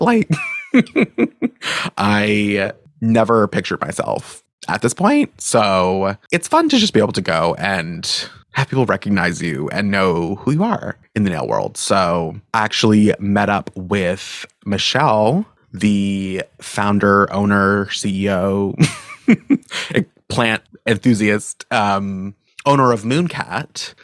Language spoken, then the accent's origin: English; Maine, United States; moved away as an adult; also born or lived in upstate New York; I grew up in Maine, which felt like the middle of nowhere